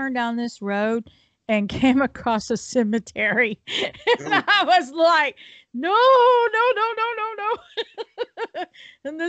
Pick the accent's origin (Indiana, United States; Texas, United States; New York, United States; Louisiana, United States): Texas, United States; Houston; moved away as an adult; also born or lived in Bastrop, Texas; I was raised in Houston.